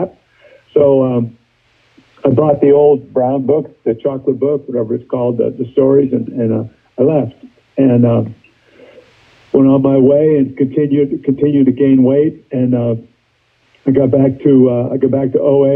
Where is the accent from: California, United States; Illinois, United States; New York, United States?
California, United States; San Francisco; also born or lived in East Coast; I grew up in San Francisco. We moved to San Francisco when I was 5.